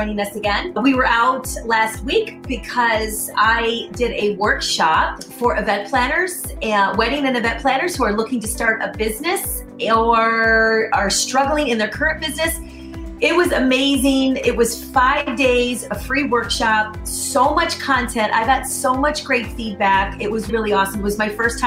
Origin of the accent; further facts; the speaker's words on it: Michigan, United States; moved away; I'm actually a Midwest girl myself. I'm from Michigan originally. I've been here forever